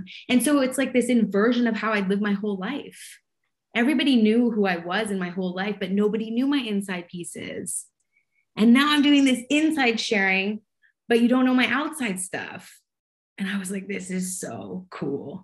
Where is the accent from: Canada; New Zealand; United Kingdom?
Canada; Montreal, Quebec; also born or lived in Vancouver; now in Toronto, Canada; I grew up in Montreal as an Anglo